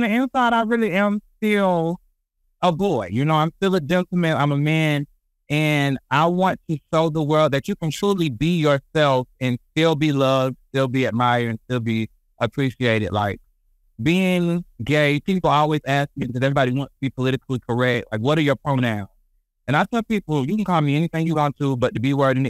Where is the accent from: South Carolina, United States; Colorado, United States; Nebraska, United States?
South Carolina, United States; Columbia; I'm from Columbia, South Carolina